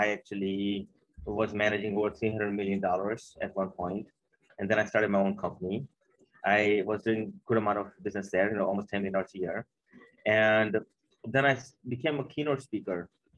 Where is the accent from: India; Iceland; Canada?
India; now in Maryland, United States; I came here from India in 89.